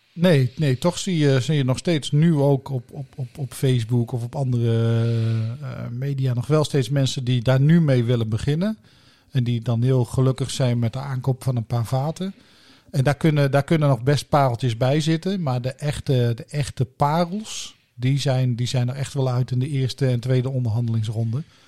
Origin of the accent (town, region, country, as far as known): Blerik, Limburg, Netherlands; born or raised there